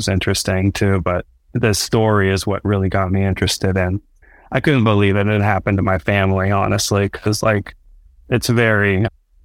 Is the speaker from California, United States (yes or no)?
yes; just north of San Francisco, California, United States; I'm from California, just north of San Francisco